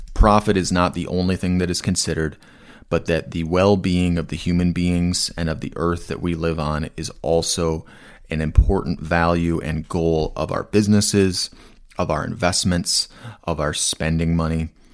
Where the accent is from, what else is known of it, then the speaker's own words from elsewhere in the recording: Asheville, North Carolina, United States; my hometown of Asheville, North Carolina